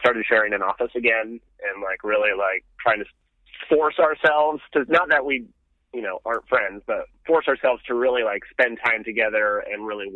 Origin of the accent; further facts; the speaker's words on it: Montana, United States; moved away as an adult; also born or lived in Phoenix, Arizona; now in Austin, United States; I grew up in Montana